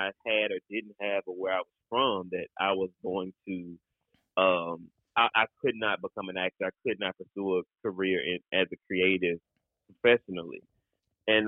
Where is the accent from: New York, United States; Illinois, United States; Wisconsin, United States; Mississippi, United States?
Mississippi, United States; also born or lived in Memphis, Tennessee; I'm like very, very country boy. Like I'm from Mississippi